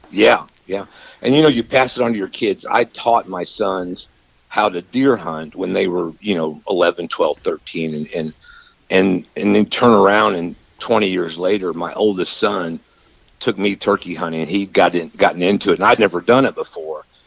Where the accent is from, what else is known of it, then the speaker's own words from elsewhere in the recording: Missouri, United States; also born or lived in Liberty, Missouri; my home state